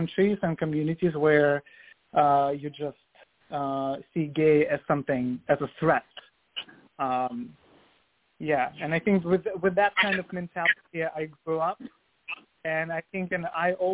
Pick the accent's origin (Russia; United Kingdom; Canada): Russia; Vladivostok, Primorsky Krai; moved away as an adult; now in New York City, United States; I was born in Soviet Union in 1987. I'm 35 now, and then raised in Russia, in Vladivostok, which is Asian part of Russia